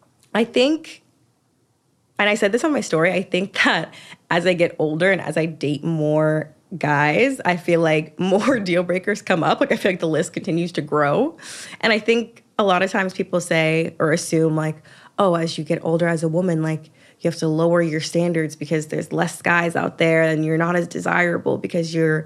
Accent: the South, United States; And I think like maybe it's because I'm from the South, but like manners is kind of a big thing to me.

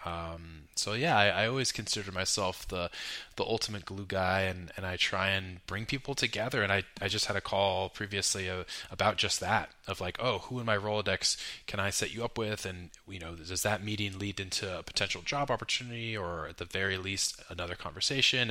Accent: Carmel, California, United States; also born or lived in New York; I grew up in Pebble Beach, Carmel area of Central Coast, Ma, uh, Carmel or California

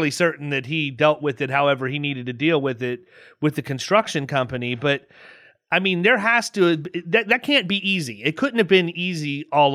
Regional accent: Southeast, United States; ignorant people from the Southeast like me

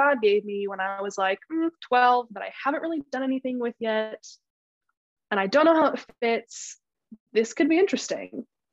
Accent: Boise, Idaho, United States; moved away as an adult; also born or lived in Nampa, Idaho; I'm originally from Boise, Idaho. Went to college at Northwest Nazarene University in Nampa, which is about 30 minutes away from my hometown

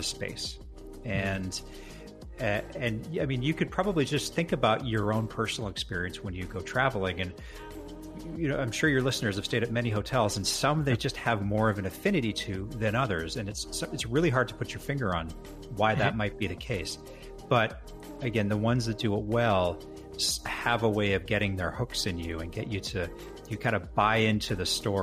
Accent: Edmonton, Alberta, Canada; also born or lived in Victoria; ended up moving back to my hometown of Edmonton, Alberta.

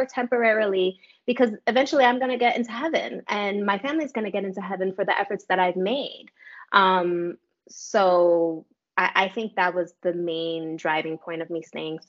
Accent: New York City, New York, United States; I'm from New York City. We have a reputation of being standoffish for a reason.

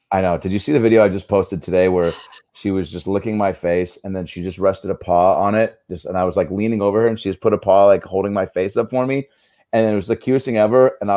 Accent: Mississippi, United States; I'm from Mississippi.

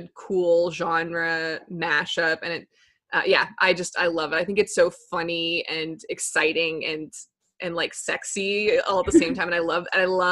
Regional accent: Texas, United States; now in Brooklyn, United States; I'm originally from Texas

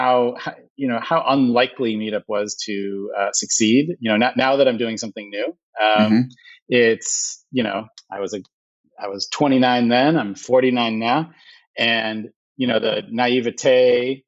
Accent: Illinois, United States; moved away as an adult; also born or lived in Iowa; now in New York, United States; I grew up in Illinois, went to school in Iowa, came to New York, was in New York for a bunch of years

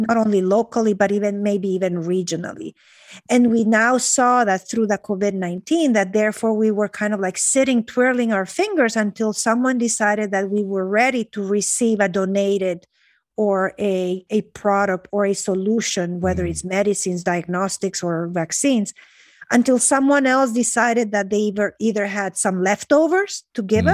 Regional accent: Honduras; I grew up in Honduras. So I'm mm-hmm. a, you know, Honduran

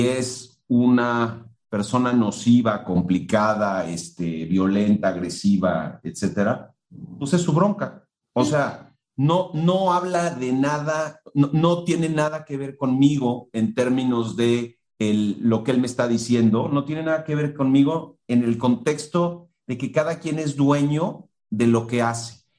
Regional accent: Mexico; en el contexto de una cultura como la mexicana, donde tenemos unas estructuras jerárquicas gigantescas

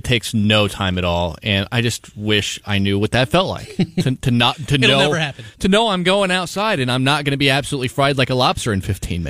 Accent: Ottumwa, Iowa, United States; I mean, I'm from Ottumwa.

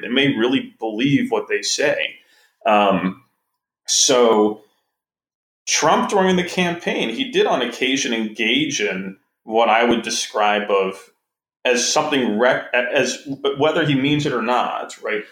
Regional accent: Wisconsin, United States; I'm from Wisconsin

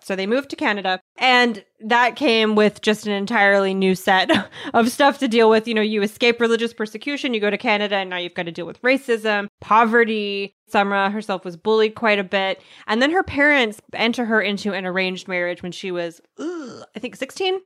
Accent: United States; I'm an American

